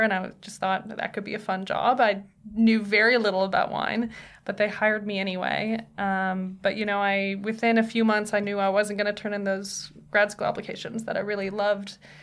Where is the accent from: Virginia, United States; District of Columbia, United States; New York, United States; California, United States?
California, United States; Tiburon; moved away as an adult; also born or lived in Napa, California / Sonoma, California / Los Angeles, California; Then we moved to Marin County, a little town called Tiburon.